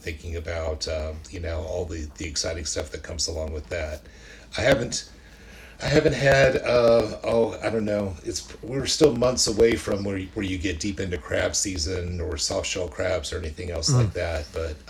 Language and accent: English; Hampton, Virginia, United States; moved away; I'm from Hampton originally